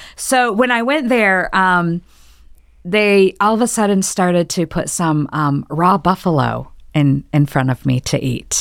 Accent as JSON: {"language": "English", "region": "Michigan", "country": "United States", "tie": "born or raised there", "moved": "yes", "said": "I was born and raised in Michigan"}